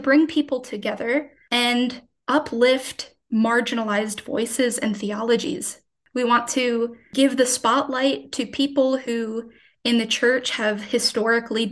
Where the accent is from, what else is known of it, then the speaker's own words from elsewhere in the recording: Cranford, New Jersey, United States; moved away as an adult; now in Germany; I was born and raised in Cranford my whole life